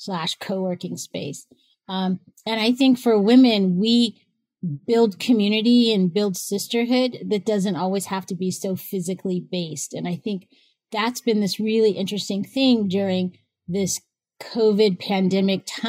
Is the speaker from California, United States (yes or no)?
yes; Northern California, United States; I'm from Northern California